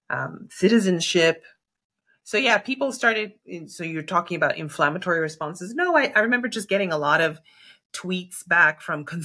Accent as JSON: {"language": "English", "region": "New York", "country": "United States", "tie": "born or raised there", "said": "New York feels like home. When I'm there, I, I feel like New York has shaped me."}